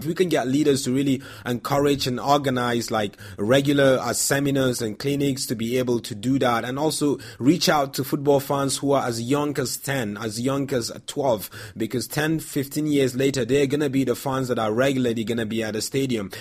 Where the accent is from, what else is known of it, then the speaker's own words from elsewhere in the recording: Nigeria; growing up in Nigeria